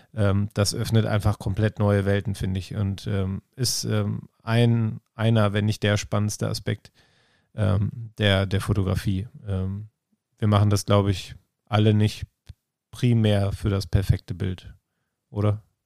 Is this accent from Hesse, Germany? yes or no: no; Bielefeld, North Rhine-Westphalia, Germany; ich komme aus Bielefeld und ich äh, wohne im schönsten Viertel der Stadt